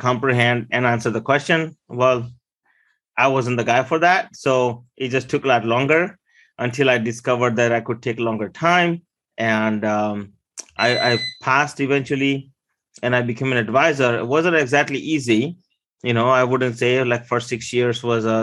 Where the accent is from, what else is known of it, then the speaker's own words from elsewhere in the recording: Maryland, United States; English is a second language; also born or lived in India; I originally came here from India in 1989 with $20 and no English. I grew up here in Maryland